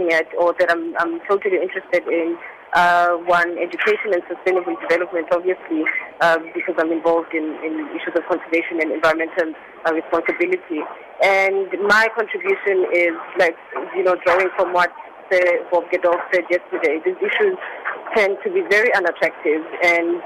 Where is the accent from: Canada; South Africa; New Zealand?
South Africa; in my home soil